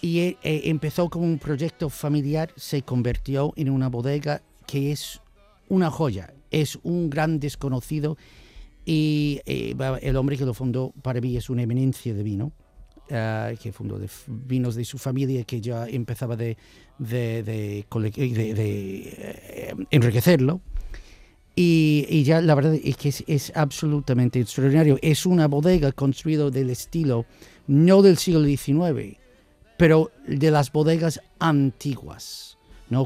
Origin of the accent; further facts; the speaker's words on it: United States; accent: guiri, yankee; Spanish is a second language; moved away as an adult; now in Jerez, Spain; soy norteamericano, no tengo lo de nacionalidad